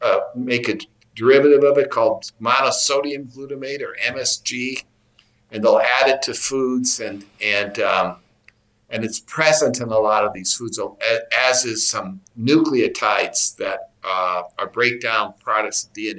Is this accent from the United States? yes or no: yes; Wisconsin, United States; I'm from Wisconsin